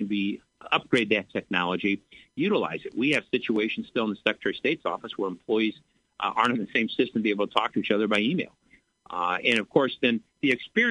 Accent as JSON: {"language": "English", "town": "Bloomington", "region": "Illinois", "country": "United States", "tie": "born or raised there", "said": "born and raised in Bloomington"}